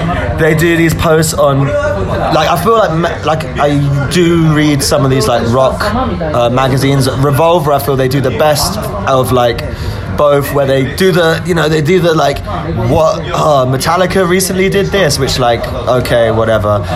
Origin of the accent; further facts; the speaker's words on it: United Kingdom; as like a British person